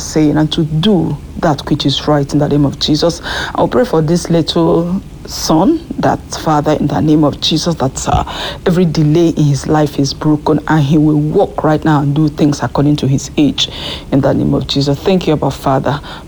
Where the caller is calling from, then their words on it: France; I'm calling in from France.